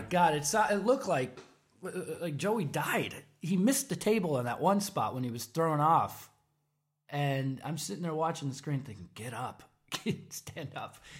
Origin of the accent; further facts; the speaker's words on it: Palatine, Illinois, United States; moved away; I'm from Palatine